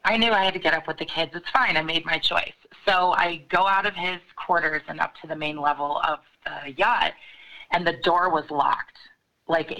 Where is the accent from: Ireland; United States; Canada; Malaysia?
United States; Chicago, Illinois; I'm from Chicago, and I got out of college